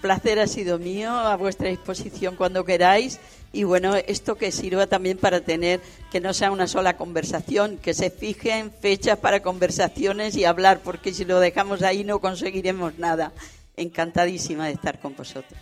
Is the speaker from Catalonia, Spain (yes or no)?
no; Orellana la Vieja, Extremadura, Spain; now in Mallorca, Spain; yo que soy de Orellana